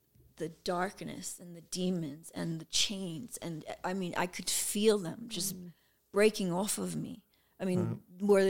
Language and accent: English; New York City, New York, United States; I am from the hood. I'm from the South Bronx.